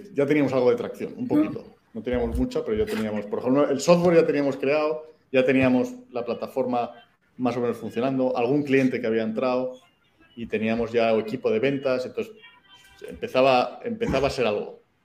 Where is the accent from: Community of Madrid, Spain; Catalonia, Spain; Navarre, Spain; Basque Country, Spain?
Community of Madrid, Spain; Madrid; moved away as an adult; also born or lived in Mexico City, Mexico / United States / Chile / Colombia; now in Yucatán, Mexico; soy español, se nota de dónde soy en cuanto abro la boca. Eh, pues nací en Madrid